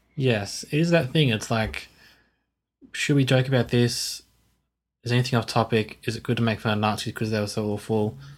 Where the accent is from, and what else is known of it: Australia